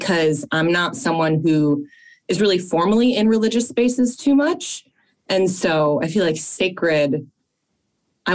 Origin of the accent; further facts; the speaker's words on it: Fairfield, Connecticut, United States; we grew up in Fairfield, Connecticut